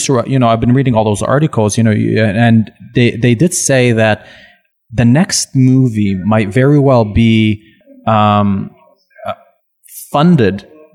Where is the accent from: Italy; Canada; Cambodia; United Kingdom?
Canada; Laval, Quebec; first language French; English is a second language; also born or lived in Montreal / Burbank, United States; now in Toronto, Canada; I'm from Laval. Okay. My first language is French.